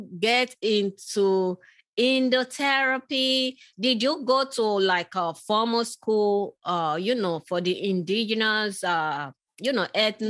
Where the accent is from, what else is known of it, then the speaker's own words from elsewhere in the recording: Nigeria; I grew up in, I was born in Nigeria